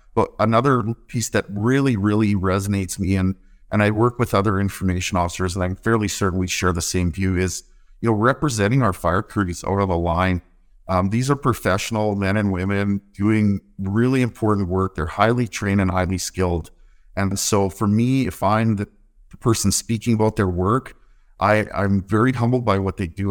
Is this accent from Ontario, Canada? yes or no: no; north of Winnipeg, Manitoba, Canada; moved away as an adult; also born or lived in Alberta; now in Port Hardy, Canada; I grew up in Manitoba. I grew up on a small cow farm just north of Winnipeg.